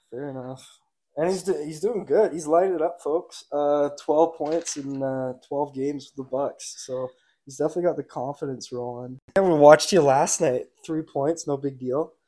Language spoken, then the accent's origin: English; Nanaimo, British Columbia, Canada; local kid out in Nanaimo played three years junior hockey, uh, just on the island. I played in Nanaimo my whole life